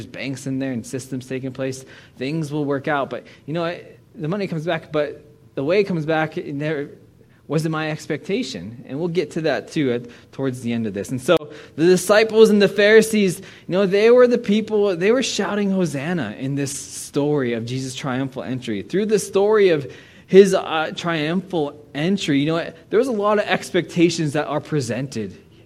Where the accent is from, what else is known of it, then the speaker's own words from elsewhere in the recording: Arnold, Pennsylvania, United States; moved away as an adult; also born or lived in Portland, Oregon / Saskatchewan; now in British Columbia, Canada; I'm a boy from Pittsburgh, not even from Pittsburgh, a small town called Arnold, Pennsylvania. And so I grew up in the ghetto